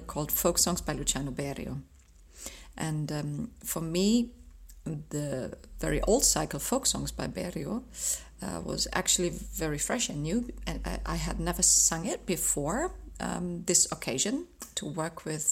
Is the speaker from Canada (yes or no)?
no; Ruhr area, North Rhine-Westphalia, Germany; now in Dresden, Germany; I was born in the Ruhrgebiet in Nordrhein-Westfalen in Germany